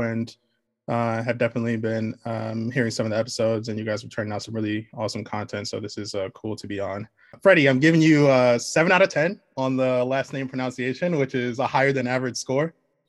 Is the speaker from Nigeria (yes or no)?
yes; Nigeria; it's like I'm Nigerian, and I had the opportunity to go back to Nigeria when I was a kid